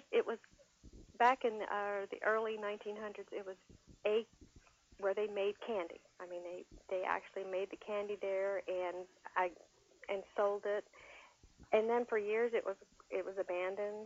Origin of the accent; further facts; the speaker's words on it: about 10 miles from Santa Claus, Indiana, United States; I live and grew up, when I grew up, I was about 10 miles from Santa Claus, and mm-hmm. now I live about 5 miles from Santa Claus.